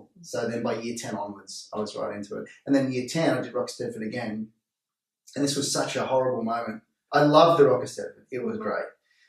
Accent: Canberra, Australian Capital Territory, Australia; moved away as an adult; also born or lived in Melbourne / Sydney; now in Central Coast, Australia; I was born in Canberra, grew up in Melbourne and Canberra, moved to Sydney when I was 18, met my wife, we got engaged.

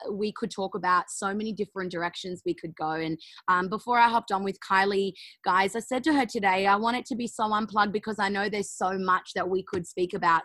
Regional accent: Australia; I'm an Aussie

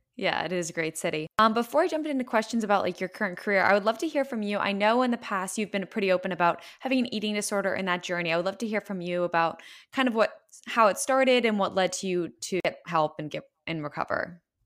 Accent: West Chester, Pennsylvania, United States; I'm from Westchester, Pennsylvania

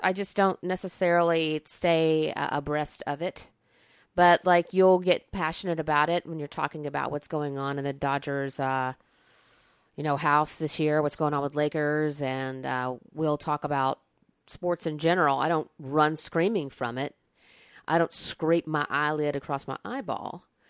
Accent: Alabama, United States; moved away; I grew up in Alabama

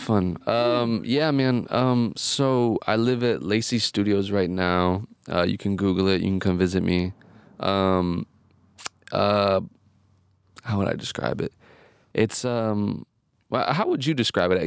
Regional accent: Indiana, United States; also born or lived in Chicago; now in Los Angeles, United States; I'm from Indiana

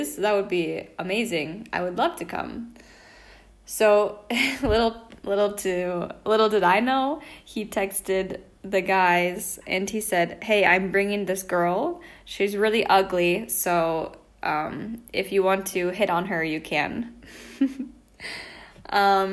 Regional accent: Washington, United States; moved away as an adult; also born or lived in Spain; now in Italy; I'm from Washington State, but currently I live in Italy

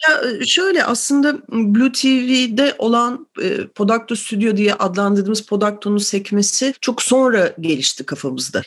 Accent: Ankara, Turkey; moved away as an adult; now in Istanbul, Turkey; Ankaralıyım ben doğuma büyüme

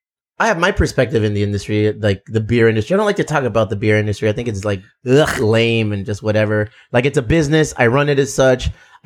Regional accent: Chula Vista, California, United States; we're from Chula Vista. We're from the South Bay.

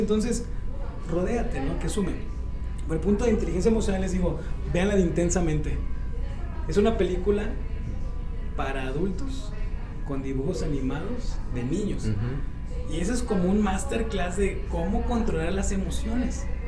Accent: Mexico; como mexicano

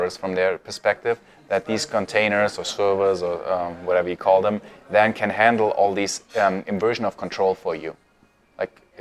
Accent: Munich, Bavaria, Germany; moved away as an adult; now in Vienna, Austria; I am from Germany, born and raised in Munich, and now I live in Vienna

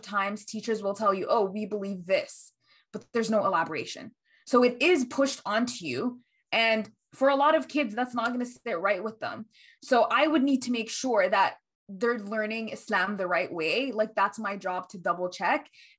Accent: United States; I grew up in the States.

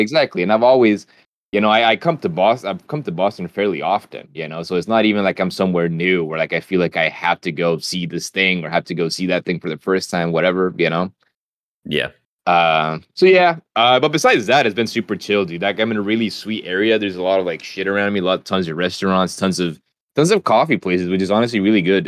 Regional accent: Honduras; moved away; I was from Honduras

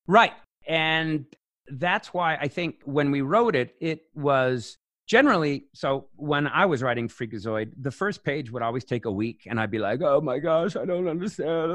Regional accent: Las Vegas, Nevada, United States; I grew up in Las Vegas

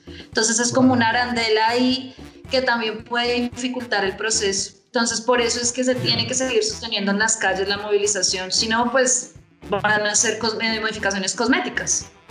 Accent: Colombia; siendo colombiano

